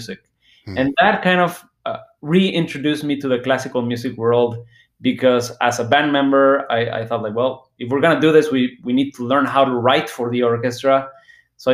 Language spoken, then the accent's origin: English; Guadalajara, Jalisco, Mexico; I grew up in Guadalajara, Mexico